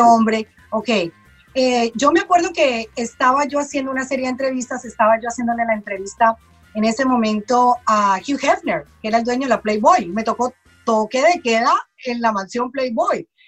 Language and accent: Spanish; Colombia; now in United States; Yo soy colombiana